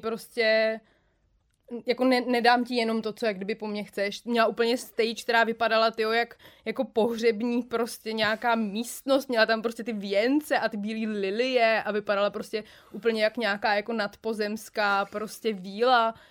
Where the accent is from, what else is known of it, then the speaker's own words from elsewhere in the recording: Jílové u Prahy, Central Bohemian Region, Czechia; já jsem z Jílovýho